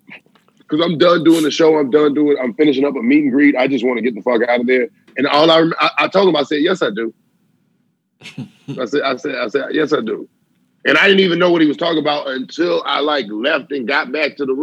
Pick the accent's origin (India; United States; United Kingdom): United States; the South; I'm from the South.